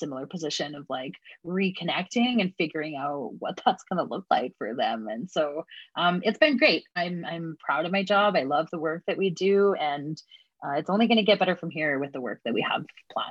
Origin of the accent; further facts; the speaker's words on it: Edmonton, Alberta, Canada; I use they, them, or she, her pronouns. And I'm from Edmonton, or, you know, it's colonially known as Edmonton.